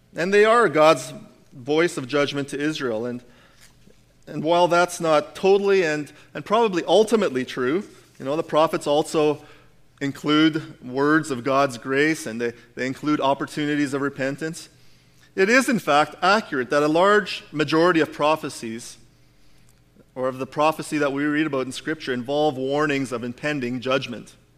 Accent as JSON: {"language": "English", "region": "Alberta", "country": "Canada", "said": "we're Canadian. We're Albertans."}